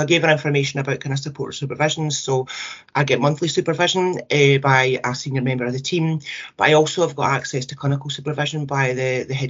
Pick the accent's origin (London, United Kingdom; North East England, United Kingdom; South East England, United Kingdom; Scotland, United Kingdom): Scotland, United Kingdom; us as Scottish families